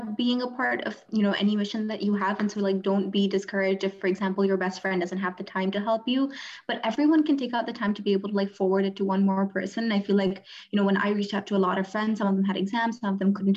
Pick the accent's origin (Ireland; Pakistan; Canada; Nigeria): Pakistan; I'm from Pakistan